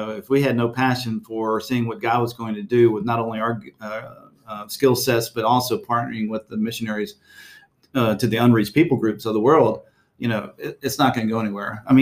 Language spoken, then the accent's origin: English; Texas, United States; my home state of Texas